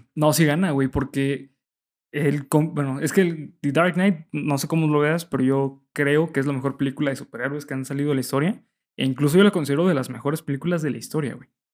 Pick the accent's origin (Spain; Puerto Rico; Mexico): Mexico; nosotros como mexicanos estamos acostumbrados